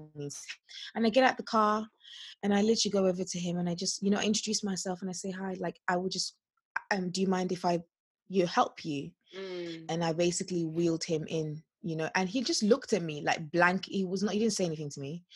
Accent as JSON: {"language": "English", "country": "Nigeria", "said": "we're so Nigerian"}